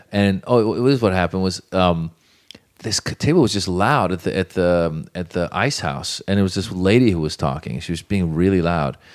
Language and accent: English; Northern California, United States; also born or lived in Iran; born in Iran and grew up in Northern California